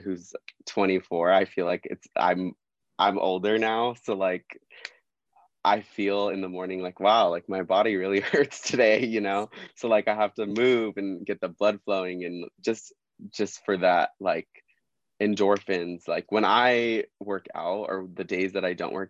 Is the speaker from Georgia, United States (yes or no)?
no; Southern California, United States; I'm from Southern California, born and raised, grew up 30 minutes from the beach for my whole life